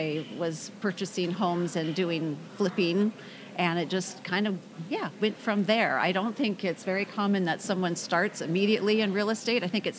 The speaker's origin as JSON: {"language": "English", "town": "Kirkland", "region": "Washington", "country": "United States", "tie": "born or raised there", "said": "I lived in Kirkland, Washington, was raised there and graduated from Lake Washington High School."}